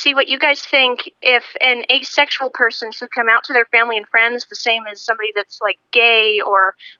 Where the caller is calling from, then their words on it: Rhode Island, United States; I'm calling from Rhode Island.